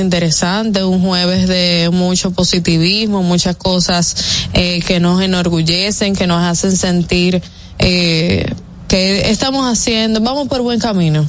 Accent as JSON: {"language": "Spanish", "country": "Dominican Republic", "said": "nosotros como dominicanos"}